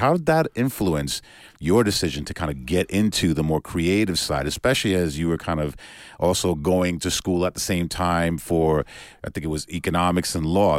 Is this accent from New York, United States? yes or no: yes; New York, United States; growing up in New York is a very similar thing. You know, back when I was a kid